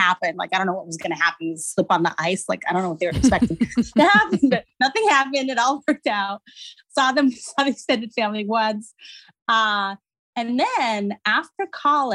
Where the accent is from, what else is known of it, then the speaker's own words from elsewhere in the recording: Abu Dhabi, United Arab Emirates; moved away as an adult; also born or lived in Algeria / Montreal, Canada; So I'm Algerian, was born in Algeria, grew up in Abu Dhabi, went to college in Montreal, Canada